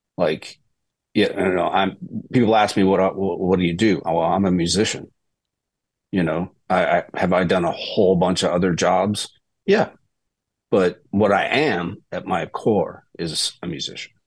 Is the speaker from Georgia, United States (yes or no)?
no; Mississippi, United States; moved away as an adult; also born or lived in Boston, Massachusetts; now in Nashville, United States; I was a Celtics fan growing up in Mississippi